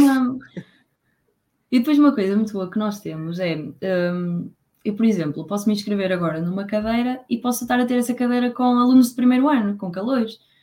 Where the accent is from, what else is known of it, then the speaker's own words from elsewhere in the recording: Póvoa de Varzim, Norte, Portugal; moved away as an adult; now in Coimbra, Portugal; eu sou da Póvoa de Varzim